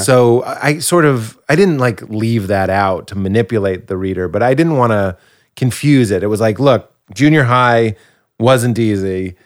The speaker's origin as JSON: {"language": "English", "town": "Boston", "region": "Massachusetts", "country": "United States", "said": "I'm from Boston, and it's an area that has a lot of identity."}